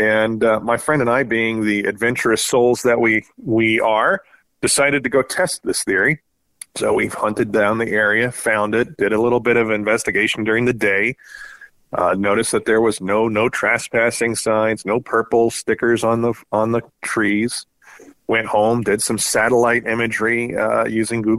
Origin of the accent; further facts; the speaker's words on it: Southern California, United States; moved away as an adult; now in Spokane, United States; I grew up in Southern California, got out of there as soon as Uncle Sam would pay the bills when I joined the Navy